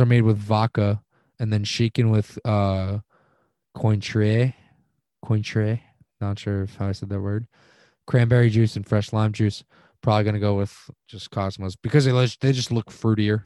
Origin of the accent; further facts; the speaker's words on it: Long Island, New York, United States; I'm from Long Island